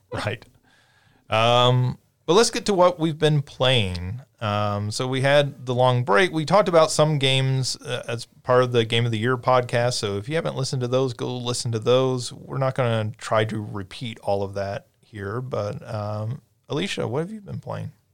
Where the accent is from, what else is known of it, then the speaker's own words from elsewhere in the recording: Paducah, Kentucky, United States; moved away; Paducah, which is where I'm from